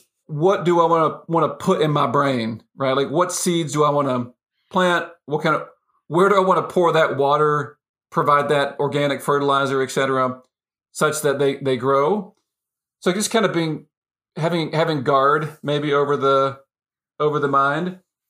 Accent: United States; I grew up in the States, in the U.S., in a family that stayed together, lots of extended family, you know, had 12 years of Catholic schooling, middle class upbringing, et cetera, et cetera.

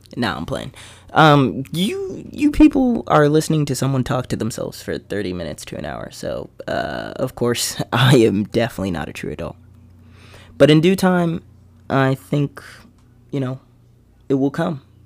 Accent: Bethlehem, Pennsylvania, United States; Growing up in Bethlehem has been fun, for sure.

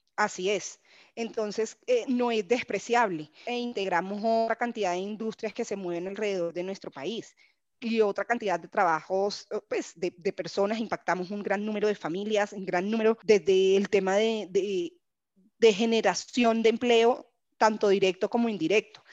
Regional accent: Barranquilla, Atlántico, Colombia; soy de Barranquilla, mi familia claramente es toda hincha del junior

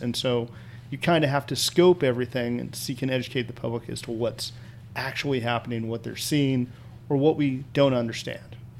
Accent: rural Kansas, United States; moved away; I grew up in rural Kansas

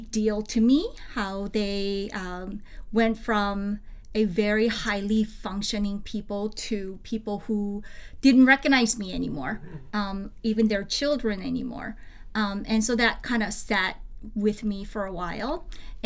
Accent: South Korea; moved away; Growing up in South Korea, I lived with my grandparents for many years.

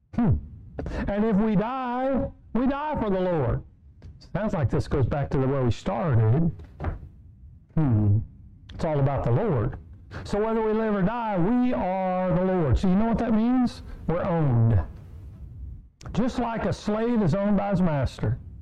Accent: Kansas, United States; I grew up in Kansas

